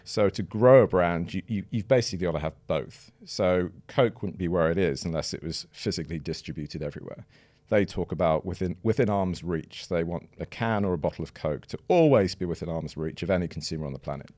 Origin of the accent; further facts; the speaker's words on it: Manchester, North West England, United Kingdom; moved away as an adult; also born or lived in Twickenham / Sheffield / Edinburgh; now in London, United Kingdom; I was born in Twickenham, but then moved to Sheffield when I was about one, and then moved to Manchester until I was about eighteen